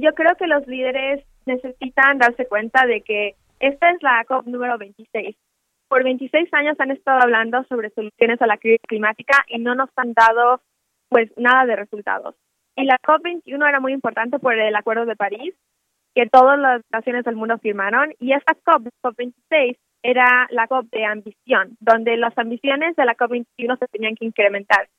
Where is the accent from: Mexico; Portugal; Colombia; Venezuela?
Mexico